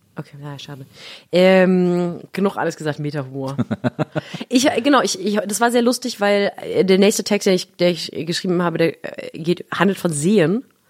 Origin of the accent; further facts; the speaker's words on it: Baden-Württemberg, Germany; in Baden, wo ich groß geworden bin